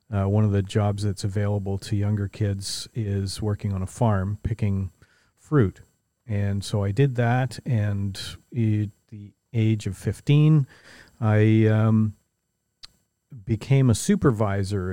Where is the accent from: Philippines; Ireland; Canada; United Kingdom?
Canada; St. Catharines, Ontario; I grew up in Saint Catharines, uh, just the other side of the lake from where we are now